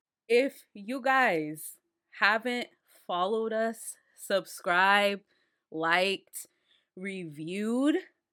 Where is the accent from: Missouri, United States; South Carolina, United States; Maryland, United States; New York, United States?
New York, United States; Washington Heights; I am from Washington Heights.